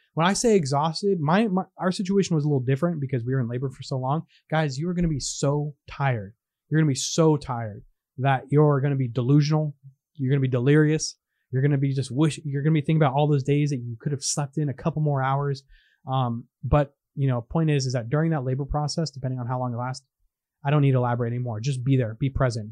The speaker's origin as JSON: {"language": "English", "region": "California", "country": "United States", "tie": "born or raised there", "moved": "as an adult", "said": "twenty years ago when I was raised in California"}